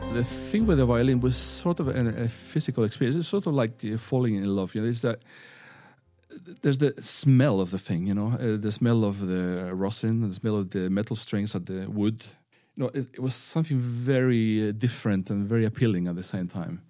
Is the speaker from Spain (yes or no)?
yes; northern Spain, Spain; English is a second language; moved away as an adult; now in Bergen, Norway; I grew up in a fishing town in northern Spain where no one had ever played the violin before.